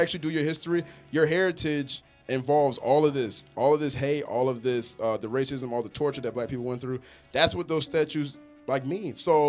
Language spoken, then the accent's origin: English; Stone Mountain, Georgia, United States; I grew up in Stone Mountain.